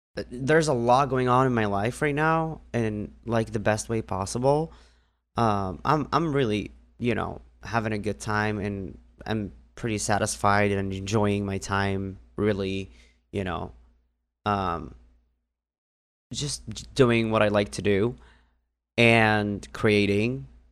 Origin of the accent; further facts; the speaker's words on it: Northern District, Israel; moved away; I grew up in a small village in the north part of Israel